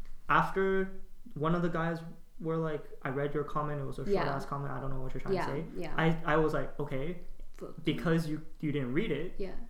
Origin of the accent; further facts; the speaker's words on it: Canada; we're Canadian